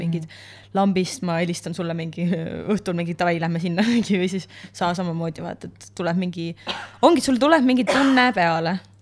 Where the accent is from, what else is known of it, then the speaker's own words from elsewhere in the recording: Estonia; also born or lived in United States; ma olen ikkagi eestlane